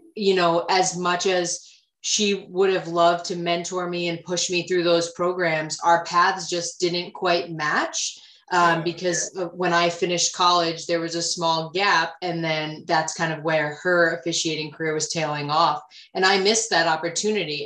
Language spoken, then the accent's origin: English; Rhode Island, United States; i'm born and raised in rhode island